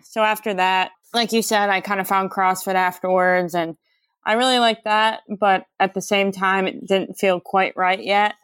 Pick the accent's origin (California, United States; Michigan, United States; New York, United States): Michigan, United States; Detroit; I'm from, like, Metro Detroit area in Michigan. I was born and raised in Michigan, a few different places.